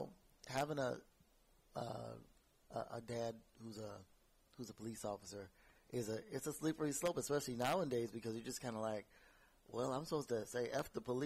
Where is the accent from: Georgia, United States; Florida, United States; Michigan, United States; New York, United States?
Michigan, United States; I actually grew up in the northern suburbs of Detroit.